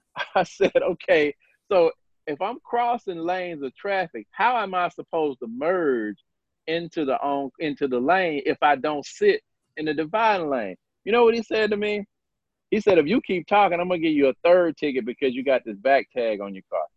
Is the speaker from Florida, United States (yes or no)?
no; Starkville, Mississippi, United States; I was born and raised in Mississippi.